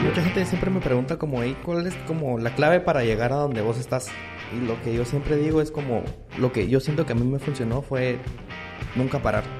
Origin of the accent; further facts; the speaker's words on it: Guatemala; Estoy en Nueva York, soy de Guate